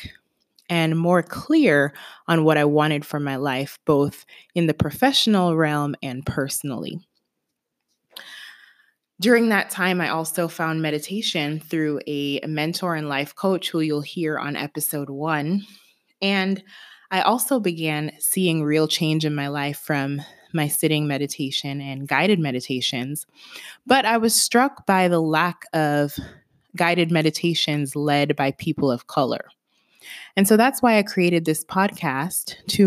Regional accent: Kingston, Jamaica; now in Atlanta, United States; I was born and raised in Kingston, Jamaica. I'm based in Atlanta, Georgia

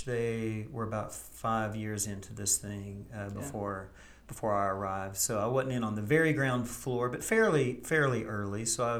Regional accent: East Tennessee, United States; moved away as an adult; now in Campbellsville, United States; I'm a transplant from East Tennessee.

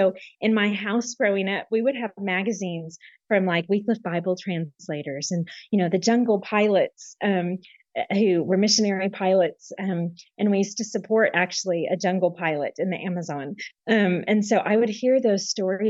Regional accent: San Marcos, Texas, United States; moved away as an adult; also born or lived in Germany / France / West Africa; So I grew up in Texas. I was born and raised most of my life in Texas, and actually right near Austin in a little town called San Marcos

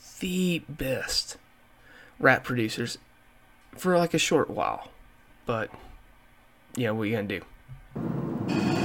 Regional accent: the South, United States; in my time growing up in the South

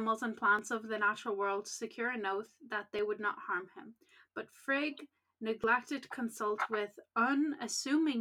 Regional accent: Ireland; we're Irish

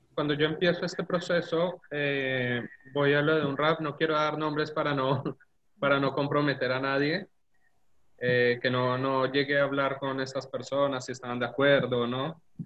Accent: Colombia; moved away as an adult; now in Argentina; nací en Colombia, ya la mayoría saben, y mm, estudié en la Universidad en, la facultad en Colombia nueve semestres

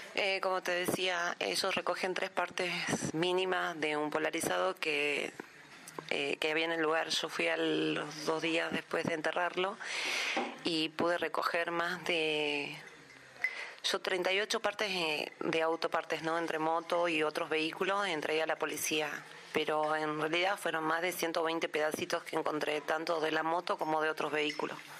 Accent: San Salvador de Jujuy, Jujuy, Argentina; soy de San Salvador de Jujuy, departamento Manuel Grano, capital

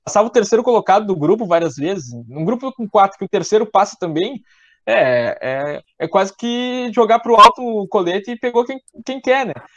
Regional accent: Rio Grande do Sul, Brazil; Como eu sou gaúcho

